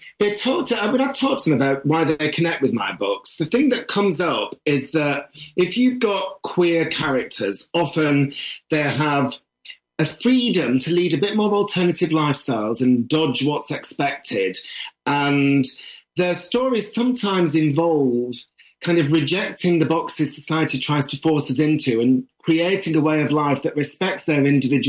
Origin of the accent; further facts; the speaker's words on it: the north of England, United Kingdom; if you're a northerner